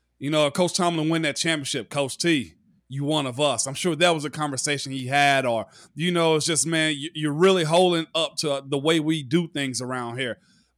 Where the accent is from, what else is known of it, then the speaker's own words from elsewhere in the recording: Tennessee, United States; I'm from Tennessee that came there as an undrafted guy, so I had to be engulfed in it.